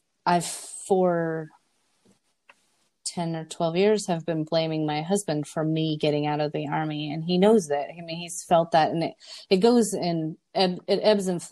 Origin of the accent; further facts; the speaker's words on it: South Dakota, United States; I'm from South Dakota and people are nice